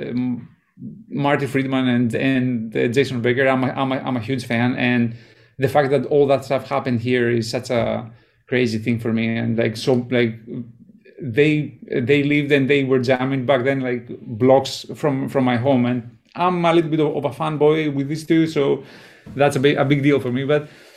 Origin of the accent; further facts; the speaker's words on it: Greece; also born or lived in Germany / Los Angeles; now in San Francisco Bay Area, United States; I was born in Greece and my family is from Greece, and I grew up there and then I left.